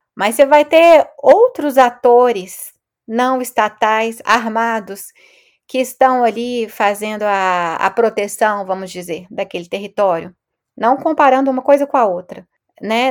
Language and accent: Portuguese; Belo Horizonte, Minas Gerais, Brazil; moved away as an adult; also born or lived in Rio de Janeiro; now in France; eu sou de Belo Horizonte